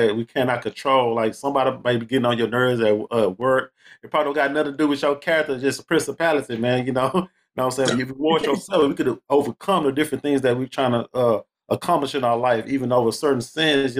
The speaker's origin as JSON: {"language": "English", "town": "Houston", "region": "Texas", "country": "United States", "tie": "born or raised there", "said": "I'm originally born and raised from that H-Town, man. I'm from Houston, Texas."}